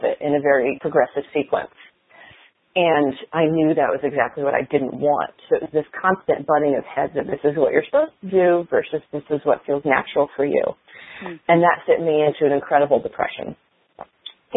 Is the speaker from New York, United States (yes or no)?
no; Indiana, United States; My first newsletter article was published in the local paper in my hometown in Indiana when I was 6